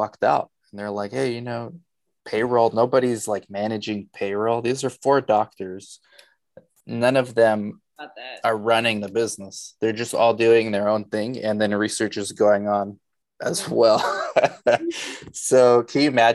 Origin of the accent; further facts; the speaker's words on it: Los Angeles, California, United States; also born or lived in Romania / Arizona; We moved to LA when I was two.